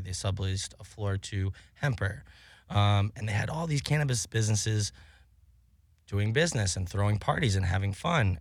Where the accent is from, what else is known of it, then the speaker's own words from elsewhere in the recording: Cape Cod, Massachusetts, United States; moved away; I grew up on Cape Cod.